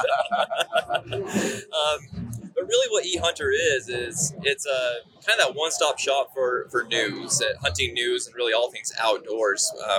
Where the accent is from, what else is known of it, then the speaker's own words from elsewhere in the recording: Utah, United States; now in Colorado, United States; I'm from Colorado, actually. Well, I'm actually from Utah originally, but live in Colorado currently.